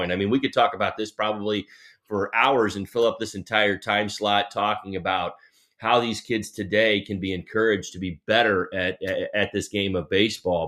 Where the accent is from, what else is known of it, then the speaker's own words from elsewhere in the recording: New Jersey, United States; when I was a kid growing up in New Jersey